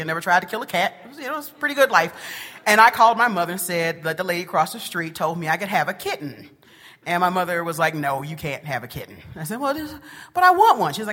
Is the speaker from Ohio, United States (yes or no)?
no; Detroit, Michigan, United States; also born or lived in Macon, Georgia; born in Macon, Georgia, and would spend my summers there, and then during the school year, I'd be in Detroit, Michigan